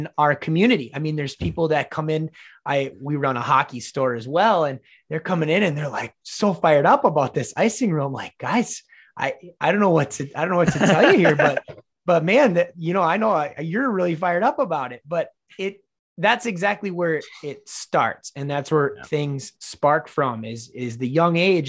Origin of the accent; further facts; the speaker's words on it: Minnesota, United States; I'm from Minnesota, as everybody knows, and hockey is just king here.